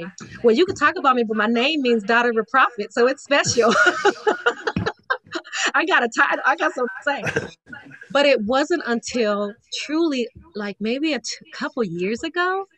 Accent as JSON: {"language": "English", "town": "Las Vegas", "region": "Nevada", "country": "United States", "said": "My mom, we're from Vegas, okay? We're from Vegas"}